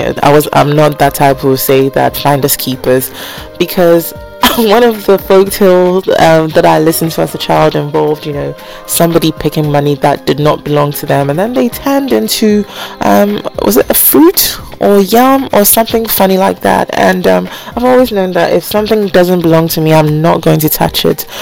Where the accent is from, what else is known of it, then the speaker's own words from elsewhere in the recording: Ghana; also born or lived in United Kingdom; I grew up in Ghana, although I was born in the UK